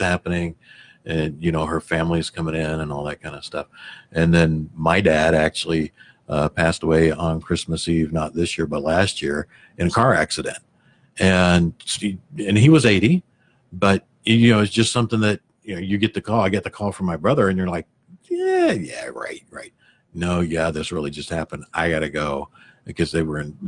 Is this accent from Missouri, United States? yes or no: yes; Missouri, United States; I grew up in Missouri